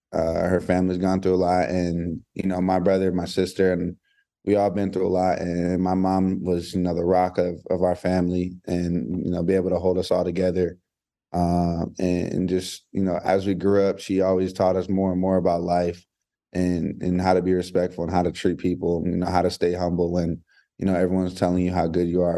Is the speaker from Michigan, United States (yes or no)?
no; Hawaii, United States; now in Georgia, United States; I'm from Hawaii. You know, I lived there for in about eight years of my life